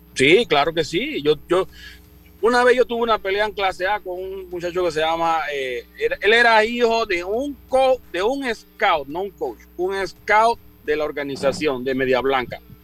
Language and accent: Spanish; Chitré, Herrera, Panama; yo vengo de, allá de Costa del Este, yo soy de la Nonal, de Chitré.